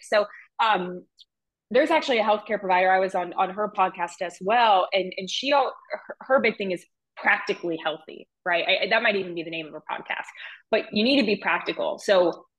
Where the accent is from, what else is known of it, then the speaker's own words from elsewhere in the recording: Ohio, United States; I'm from Ohio